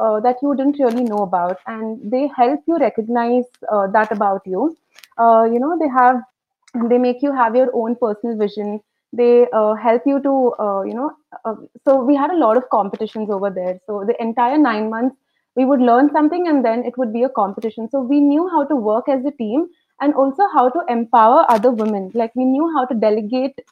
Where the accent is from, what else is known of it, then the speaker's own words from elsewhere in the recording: Coimbatore, Tamil Nadu, India; I'm from Coimbatore, and I studied at the Good Shepherd Finishing School, which is in Ooty